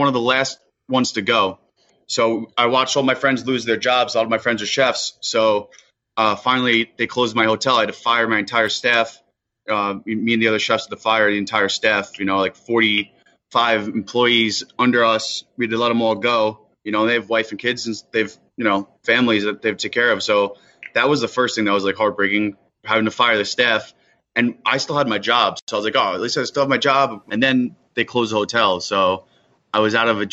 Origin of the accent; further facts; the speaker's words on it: Sayville, New York, United States; I grew up in Sayville